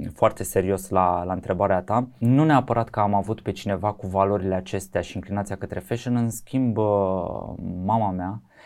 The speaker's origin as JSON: {"language": "Romanian", "region": "Bucharest", "country": "Romania", "tie": "born or raised there", "said": "eu sunt un bucureștean jet by jet, sunt crescut aici, am copilărit aici"}